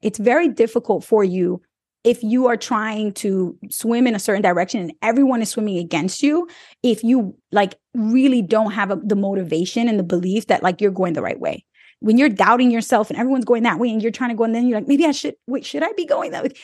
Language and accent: English; New York City, New York, United States; I grew up in New York City where I didn't need to learn about agriculture